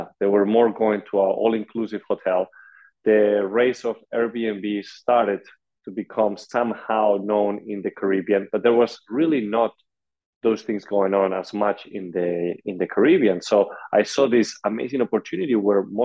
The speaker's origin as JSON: {"language": "English", "town": "Madrid", "region": "Community of Madrid", "country": "Spain", "moved": "as an adult", "lives_now": "United States", "said": "I come originally from Madrid, Spain"}